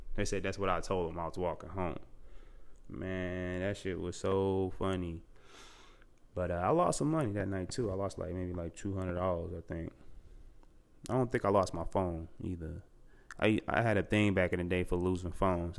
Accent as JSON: {"language": "English", "town": "Charlotte", "region": "North Carolina", "country": "United States", "tie": "born or raised there", "also_born_or_lived": "Amityville, Long Island, New York", "said": "I'm originally from New York, Long Island, Amityville. Yup, but I came, I came to Charlotte when I was young, probably like three or four, so Charlotte basically raised me"}